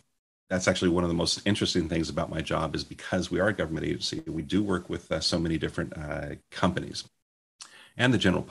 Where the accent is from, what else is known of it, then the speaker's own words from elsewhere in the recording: Portland, Oregon, United States; now in Seattle, United States; I was born in Portland, Oregon a few years ago